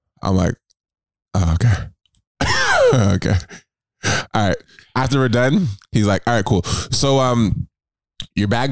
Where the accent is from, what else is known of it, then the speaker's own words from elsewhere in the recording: Toronto, Ontario, Canada; Toronto, this is my home city, like my hometown